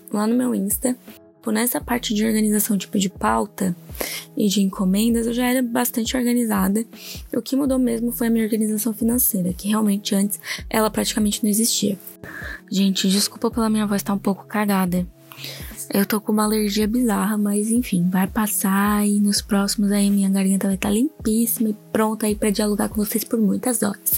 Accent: Orleans, Santa Catarina, Brazil; moved away as an adult; now in Criciúma, Brazil; eu sou natural de Orleans, hoje eu moro em Criciúma por conta do trabalho mesmo

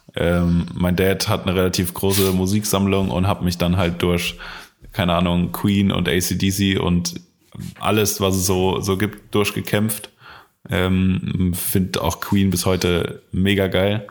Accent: Koblenz, Rhineland-Palatinate, Germany; bei uns in Koblenz gab es halt einen Laden

